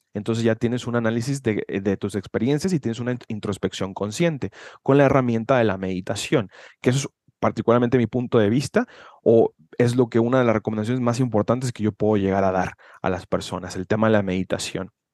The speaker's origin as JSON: {"language": "Spanish", "town": "Guadalajara", "region": "Jalisco", "country": "Mexico", "said": "soy de Guadalajara, Jalisco, México"}